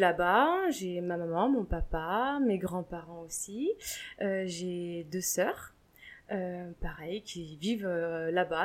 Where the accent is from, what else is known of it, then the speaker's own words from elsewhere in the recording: Deux-Sèvres, Nouvelle-Aquitaine, France; now in Mâcon, France; moi je viens des Deux-Sèvres